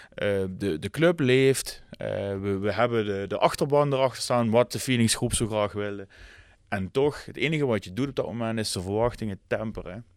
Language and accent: Dutch; Netherlands